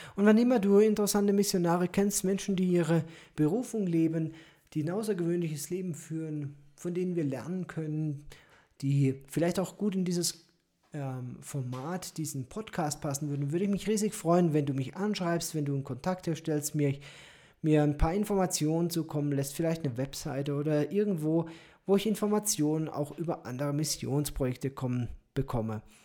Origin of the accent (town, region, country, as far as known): Germany